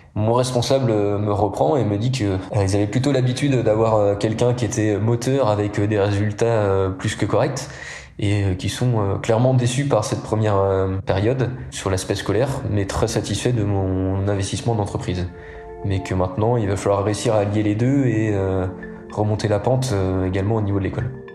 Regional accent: Les Épesses, Pays de la Loire, France; je suis né en Vendée, dans le bocage vendéen. J'ai grandi aux Épaisses, juste à côté du Puy du Fou

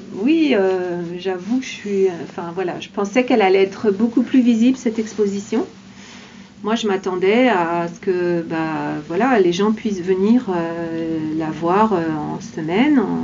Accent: Laval, Pays de la Loire, France; Je suis habitante de Laval

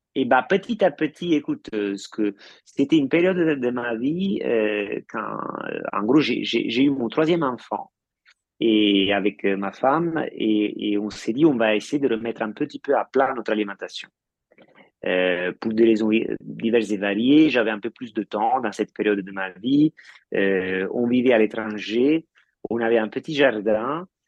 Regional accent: Italy; moved away; en tant qu'Italien ayant marié une Française

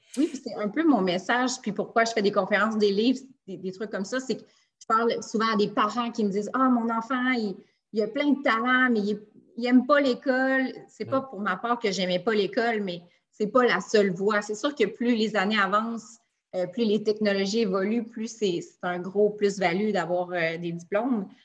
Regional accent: Quebec City, Quebec, Canada; je suis de Québec

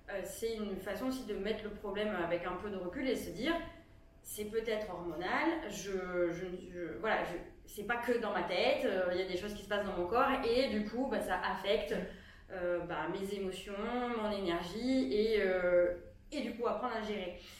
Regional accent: Aveyron, Occitania, France; je viens de l'Aveyron

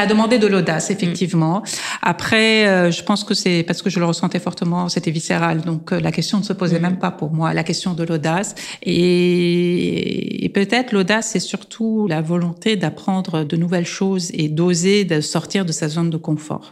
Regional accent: Lebanon; moved away; je suis libanaise et arménienne

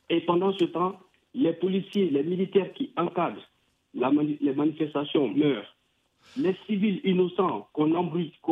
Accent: Guinea; moved away; j'aspire à la démocratie dans mon pays d'origine qui est la Guinée

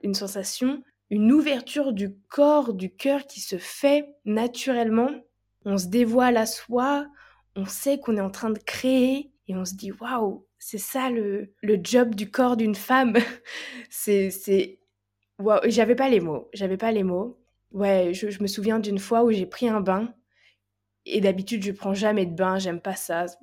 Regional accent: Nantes, Pays de la Loire, France; je suis de Nantes

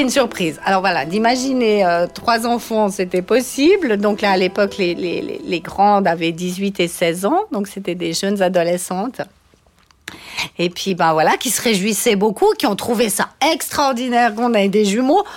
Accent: Valais, Switzerland; now in Vaud, Switzerland; je viens du Valais à l'origine. Je me suis expatriée sur le canton de Vaud

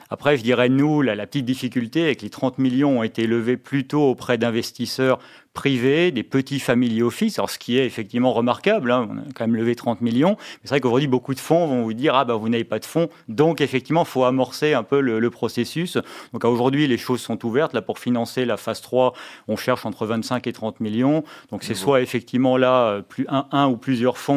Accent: Mulhouse, Grand Est, France; moved away as an adult; je me suis un peu réimpatrié dans ma, dans ma région d'origine. Bon, retour à Mulhouse

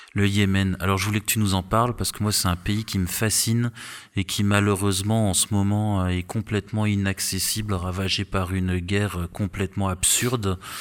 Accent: Strasbourg, Grand Est, France; je suis, de Strasbourg

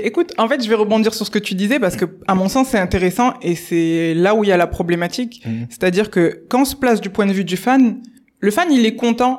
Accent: Bordeaux, Nouvelle-Aquitaine, France; also born or lived in England; de Bordeaux, c'est là où je suis née, c'est là où j'ai grandi, fait mes études, etc.

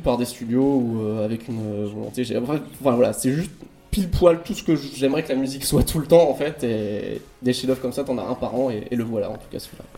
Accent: Normandy, France; moi j'ai grandi en Normandie

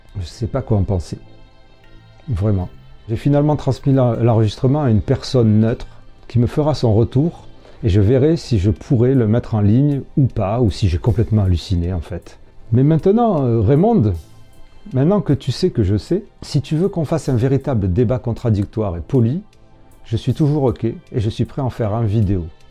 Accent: Marseille, Provence-Alpes-Côte d'Azur, France; accent: marseillais; ma voix et mon accent marseillais

